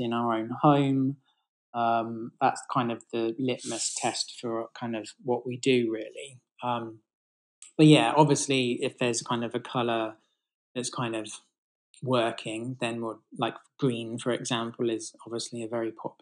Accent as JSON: {"language": "English", "town": "Bath", "region": "South West England", "country": "United Kingdom", "tie": "born or raised there", "said": "I grew up in Bath, actually, so beautiful kind of architecture there."}